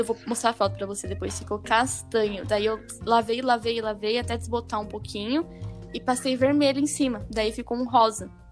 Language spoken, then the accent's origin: Portuguese; Brazil; accent: caipira; tô falando que nem caipira, honrando minha terra